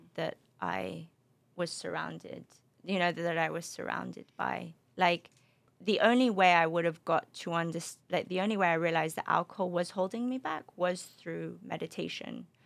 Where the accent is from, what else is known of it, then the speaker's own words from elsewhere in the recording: London, United Kingdom; also born or lived in Spain; now in Los Angeles, United States; my parents are from the Middle East, um, but grew up in London. And I, uh, between London and Spain, actually, my, my dad lived in Spain, so really kind of multicultural